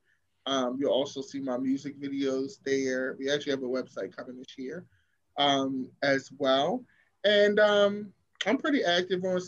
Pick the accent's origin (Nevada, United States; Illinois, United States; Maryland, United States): Maryland, United States; Baltimore; I'm from Baltimore and crabs are like our thing